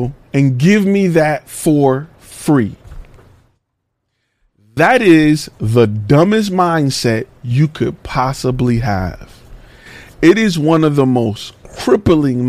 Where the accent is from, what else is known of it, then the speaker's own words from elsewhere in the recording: Detroit, Michigan, United States; Coming from the hood. I'm from the hood. I'm from Detroit